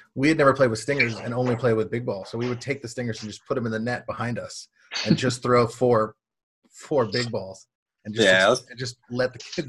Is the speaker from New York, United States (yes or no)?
yes; New York City, New York, United States; we're all from New York City